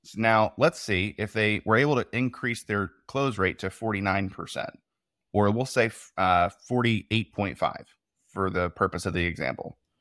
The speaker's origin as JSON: {"language": "English", "region": "the South", "country": "United States", "tie": "born or raised there", "said": "I was raised in the South"}